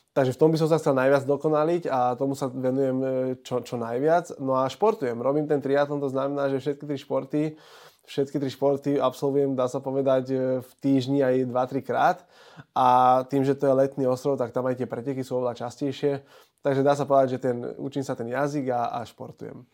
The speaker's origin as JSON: {"language": "Slovak", "town": "Bratislava", "region": "Bratislava Region", "country": "Slovakia", "said": "Ja som Bratislavčan"}